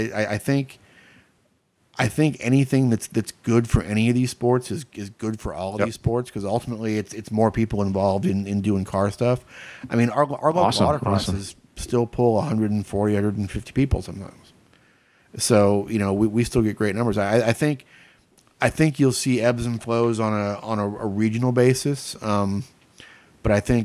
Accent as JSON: {"language": "English", "region": "Florida", "country": "United States", "tie": "born or raised there", "said": "I grew up racing in Florida"}